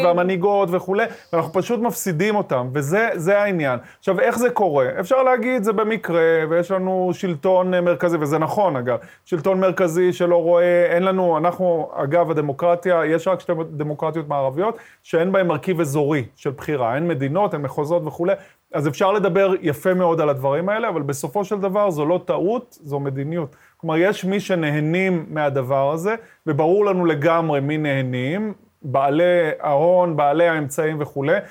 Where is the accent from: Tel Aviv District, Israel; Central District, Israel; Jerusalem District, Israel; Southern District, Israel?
Southern District, Israel; Ashkelon; also born or lived in Sderot; כשאני גדלתי באשקלון, במשפחה דתית, ימנית, מזרחית